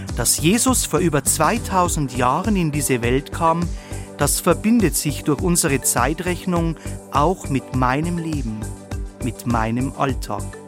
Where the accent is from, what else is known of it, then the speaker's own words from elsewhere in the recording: Bavaria, Germany; bei uns in Bayern